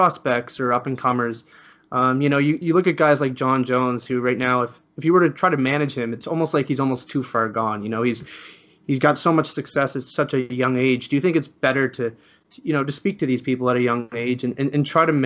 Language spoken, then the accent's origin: English; Canada; I'm Canadian